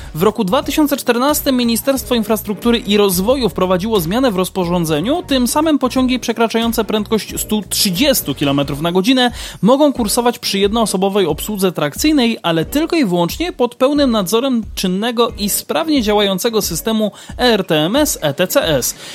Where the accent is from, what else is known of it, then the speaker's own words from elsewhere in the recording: Kraków, Lesser Poland, Poland; u nas w Krakowie